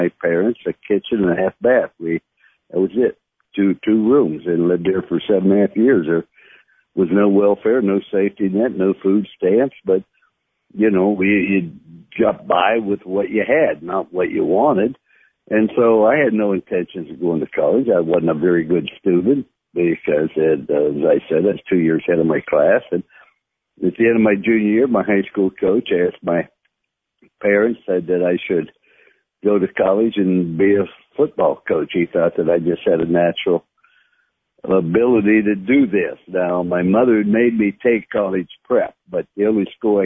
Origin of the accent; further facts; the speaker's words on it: Follansbee, West Virginia, United States; I was born in Fallensby, West Virginia, a little town, and predominantly Catholic